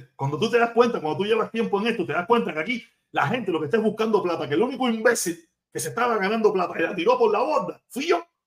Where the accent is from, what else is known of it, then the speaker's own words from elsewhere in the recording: Cuba; moved away; como los cubanos